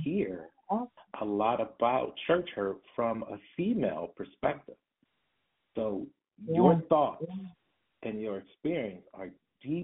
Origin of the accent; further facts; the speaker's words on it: Detroit, Michigan, United States; I come from Detroit and raised in the 80s and 90s, particularly